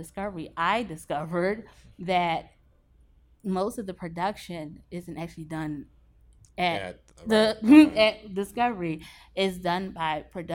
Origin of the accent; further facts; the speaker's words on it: Philadelphia, Pennsylvania, United States; moved away; also born or lived in Baltimore; I'm from Philly